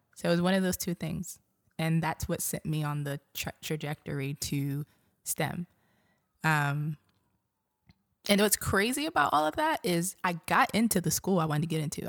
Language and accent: English; New York City, New York, United States; moved away as an adult; also born or lived in Montgomery County, Maryland; now in Baltimore, United States; I grew up in Brooklyn